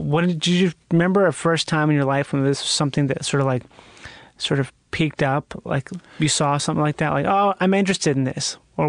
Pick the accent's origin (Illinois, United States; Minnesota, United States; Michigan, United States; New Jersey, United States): Minnesota, United States; Rochester; I'm from Minnesota.